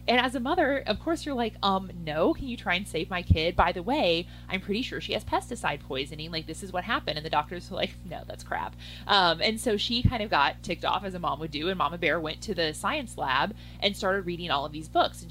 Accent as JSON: {"language": "English", "region": "Midwest", "country": "United States", "tie": "born or raised there", "said": "I grew up in the Midwest."}